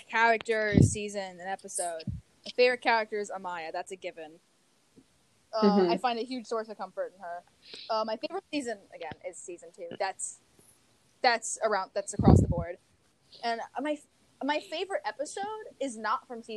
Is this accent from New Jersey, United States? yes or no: no; Long Island, New York, United States; I'm from Long Island. I'm around those accents